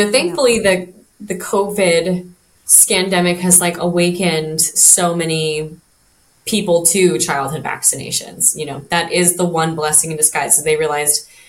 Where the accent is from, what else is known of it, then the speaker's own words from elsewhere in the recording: Idaho, United States; moved away as an adult; now in Maui, United States; I'm originally from Idaho, but I've been here for 10 years.